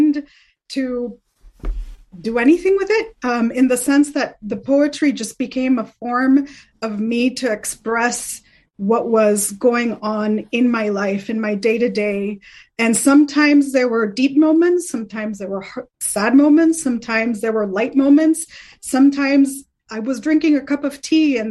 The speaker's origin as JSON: {"language": "English", "country": "Colombia", "tie": "born or raised there", "moved": "yes", "said": "growing up in Colombia"}